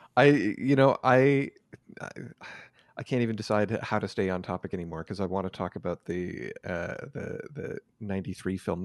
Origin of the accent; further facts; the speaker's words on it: Canada; also born or lived in San Francisco, United States; went back to Canada